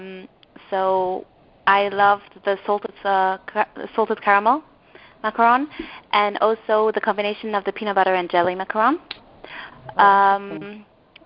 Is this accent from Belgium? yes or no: yes; Antwerp, Flanders, Belgium; I'm from Antwerp in Belgium.